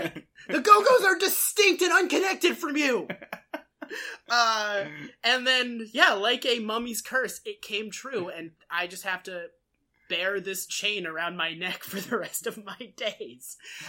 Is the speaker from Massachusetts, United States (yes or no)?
yes; Massachusetts, United States; moved away; I get annoyed when people think I'm from Boston just because I'm from Massachusetts.